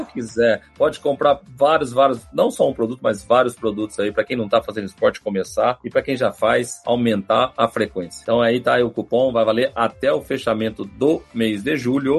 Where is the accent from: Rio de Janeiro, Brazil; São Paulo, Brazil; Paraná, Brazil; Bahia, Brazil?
São Paulo, Brazil; Franca; Sou de Franca